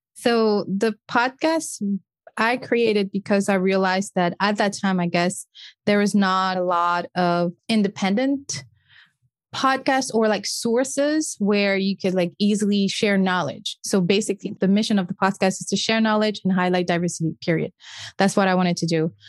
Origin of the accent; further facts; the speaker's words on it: Senegal; first language French; English is a second language; moved away as an adult; also born or lived in Cape Verde (ancestry); now in United States; French is my first language because I was born and raised in a small West African country called Senegal.